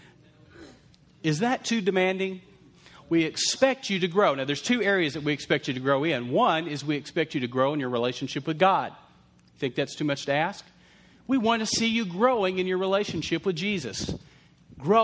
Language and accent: English; Lubbock, Texas, United States; we grew up in Lubbock, Texas